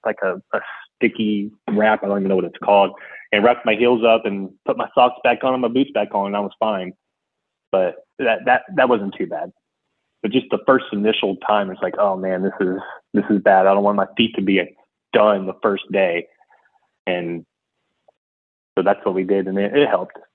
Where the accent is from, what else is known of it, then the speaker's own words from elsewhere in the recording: Houston, Texas, United States; I'm from Houston